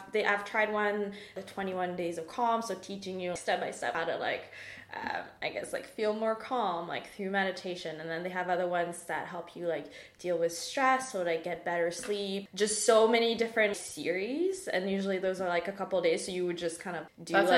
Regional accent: Mauritius; moved away as an adult; now in Canada; I'm from Mauritius, as you know, which is like, right, for people who don't know, it's an island east of Madagascar, so really far

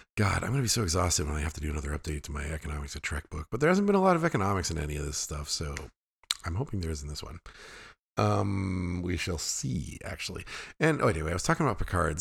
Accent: Fairbanks, Alaska, United States; I grew up in the hills outside of Fairbanks, Alaska.

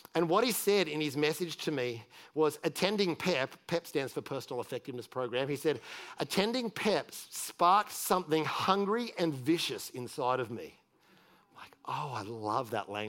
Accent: Australia; moved away

